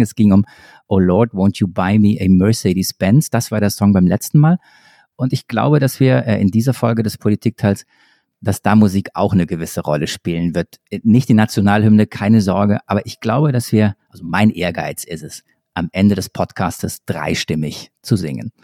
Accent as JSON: {"language": "German", "area": "near Stuttgart", "region": "Baden-Württemberg", "country": "Germany", "said": "Ich komme ja aus der Nähe von Stuttgart"}